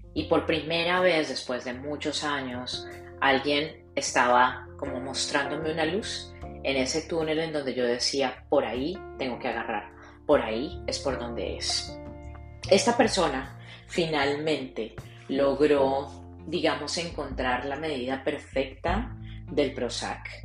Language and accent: Spanish; Colombia; moved away as an adult; now in South Florida, United States